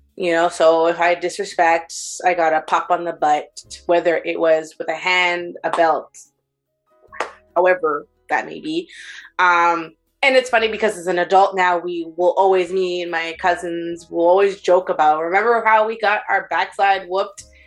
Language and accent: English; Montreal, Quebec, Canada; I'm Canadian, born and raised